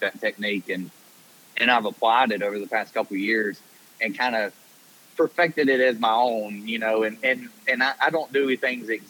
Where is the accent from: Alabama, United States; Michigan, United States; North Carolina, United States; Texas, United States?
Alabama, United States; moved away as an adult; now in Tennessee, United States; I grew up on the Coosa River